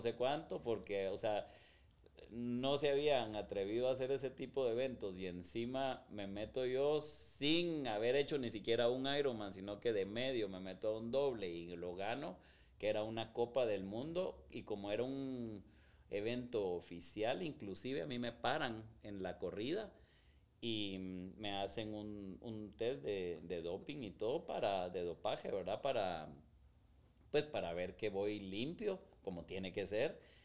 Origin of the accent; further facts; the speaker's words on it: Guatemala; soy guatemalteco